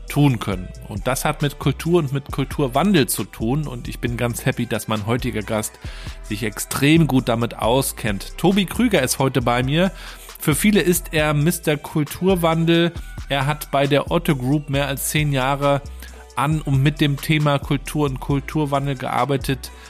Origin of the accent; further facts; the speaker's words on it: Rostock, Mecklenburg-Vorpommern, Germany; war dann bei der Ostseesparkasse hier in Rostock, wo ich aufgewachsen bin